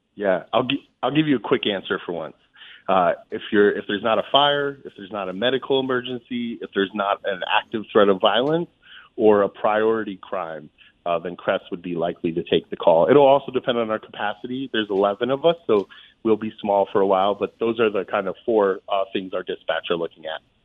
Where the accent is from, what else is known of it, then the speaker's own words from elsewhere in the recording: Holyoke, Massachusetts, United States; also born or lived in Amherst, Massachusetts; I grew up in in Holyoke